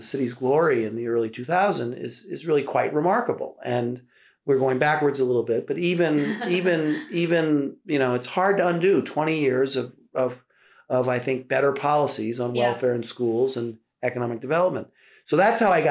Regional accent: New York City, New York, United States; I grew up in Brooklyn

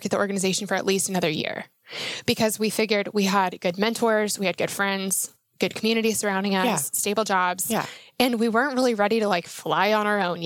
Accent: Denver, Colorado, United States; moved away as an adult; also born or lived in north of Atlanta, Georgia; I am from Denver, Colorado originally

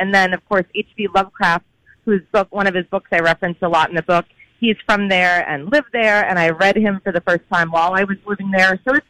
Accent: New England, United States; also born or lived in Providence; I went to school there, and I'm from New England.

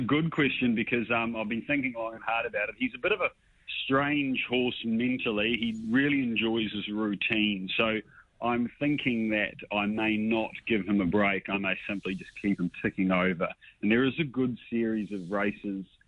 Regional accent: New Zealand; moved away as an adult; now in Sydney, Australia; I'm a Kiwi

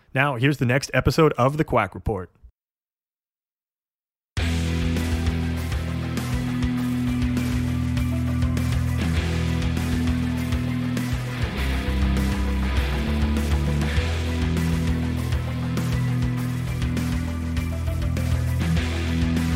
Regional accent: Canada; I know that we're Canadian, but our French is not.

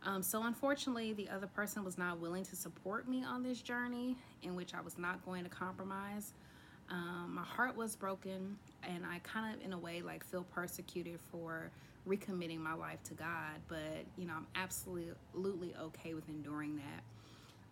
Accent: Texas, United States; I am 30 from Texas

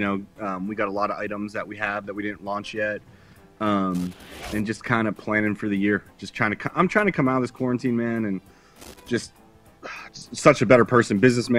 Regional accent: Pittsburgh, Pennsylvania, United States; growing up in Pittsburgh

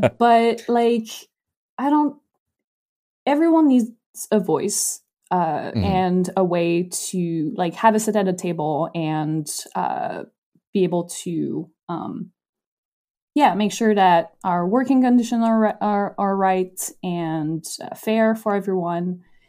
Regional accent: Canada; As a Canadian, I had no idea who that person is.

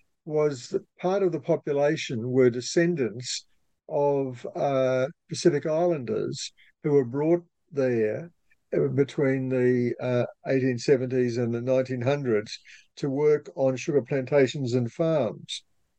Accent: Mackay, Queensland, Australia; also born or lived in Townsville, Australia; now in Brisbane, Australia; I was born in Mackay, which is in North Queensland.

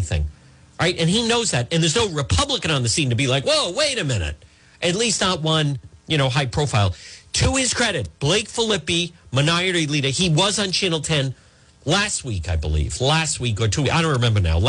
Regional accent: Rhode Island, United States; also born or lived in New York; I was raised in Rhode Island

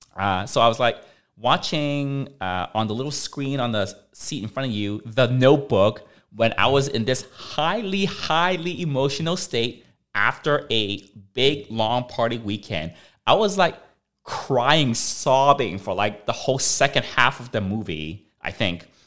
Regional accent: Canada; now in United States; I'm Canadian. I've got a Canadian passport.

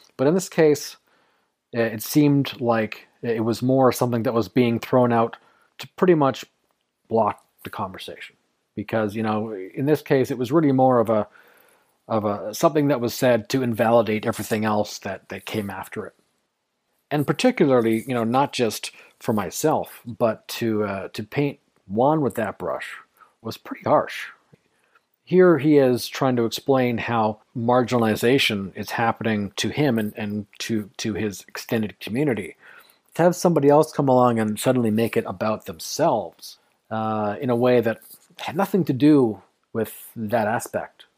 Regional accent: Canada; I'm also Canadian

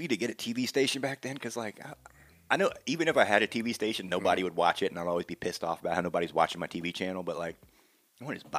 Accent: Virginia, United States; when I grew up in Virginia

